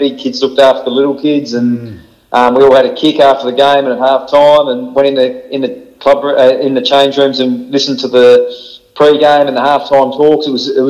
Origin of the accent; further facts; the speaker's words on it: Claremont, Tasmania, Australia; I played all my junior footy in Claremont. I lived in Claremont all my life until I was about 20-odd.